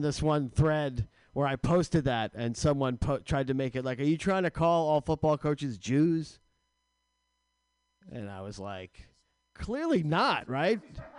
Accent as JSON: {"language": "English", "region": "New Jersey", "country": "United States", "said": "New Jersey."}